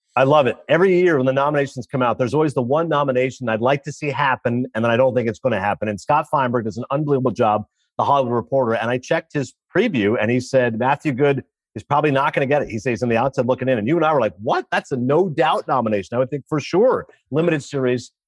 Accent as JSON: {"language": "English", "country": "Canada", "said": "As a Canadian"}